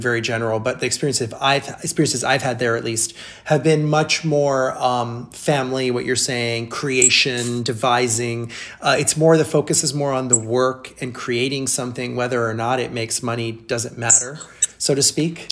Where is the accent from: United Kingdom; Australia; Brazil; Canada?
Brazil; now in United States; my mom's from from South America and I grew up in Brazil